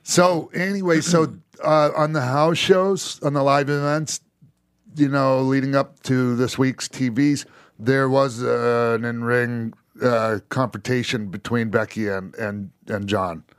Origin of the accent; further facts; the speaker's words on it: Minnesota, United States; also born or lived in Florida; I grew up, you know, partly in Minnesota